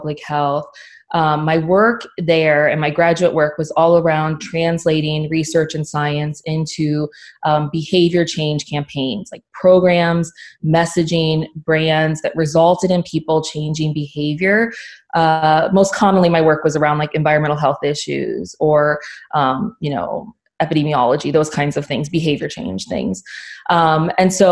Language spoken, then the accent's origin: English; Oxford, Ohio, United States; I grew up in Oxford, Ohio